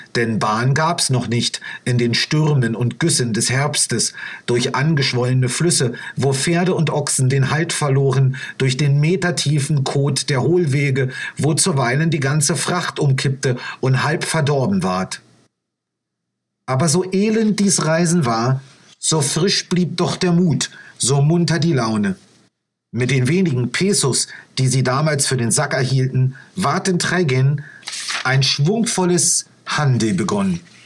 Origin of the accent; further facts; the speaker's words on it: Brandenburg, Germany; now in Chile; Ich bin ja selbst aufgewachsen in Brandenburg, bin also Brandenburger